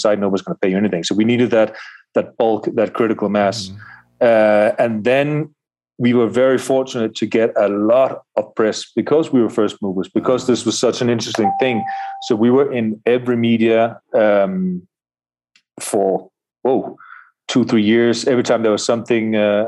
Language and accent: English; Denmark; now in Colombia; I myself, from Denmark